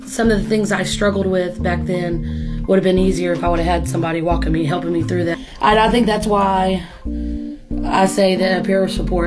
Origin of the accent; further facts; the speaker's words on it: Wichita Falls, Texas, United States; I'm from Wichita Falls, Texas. I'm 31.